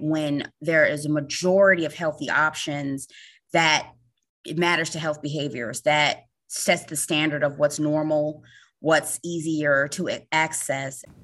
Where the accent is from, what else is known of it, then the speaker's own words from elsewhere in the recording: Chicago, Illinois, United States; moved away as an adult; I'm from Chicago and moved to the East Coast to work at the U S D